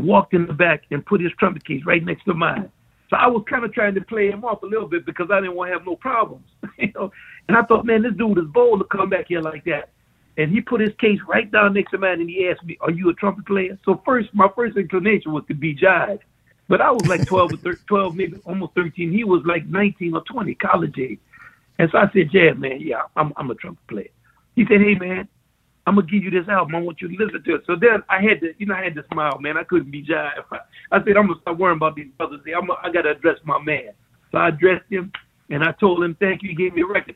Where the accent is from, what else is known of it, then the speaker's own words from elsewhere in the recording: Kenner, Louisiana, United States; we grew up in Kenner and strictly segregated